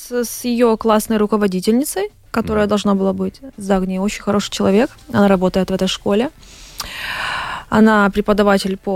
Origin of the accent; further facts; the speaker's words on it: Ukraine; Мы с Украины.